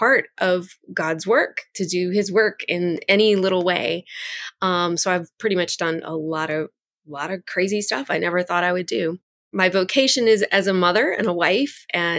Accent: New Orleans, Louisiana, United States; I was born and raised right outside of the city of New Orleans. So I'm a girl from the Deep South.

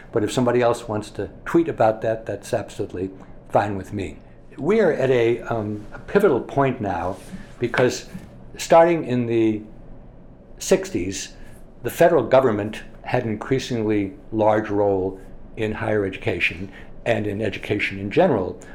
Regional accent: Scranton, Pennsylvania, United States; moved away as an adult; also born or lived in Massachusetts; I grew up in Scranton, Pennsylvania

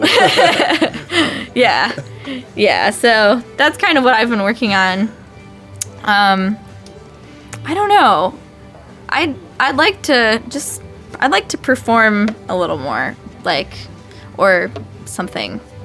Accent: Maryville, Tennessee, United States; also born or lived in Chicago; now in Brooklyn, United States; so I am actually from Maryville, Tennessee. Um, and I grew up there playing classical music

